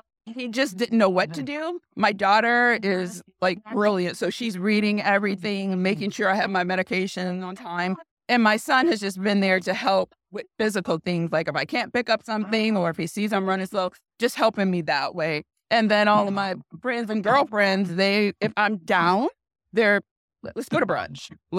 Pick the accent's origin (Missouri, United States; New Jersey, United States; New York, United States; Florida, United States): New York, United States; Buffalo; now in Fort Washington, United States; I'm from Buffalo, New York, but we live here in the Maryland area now.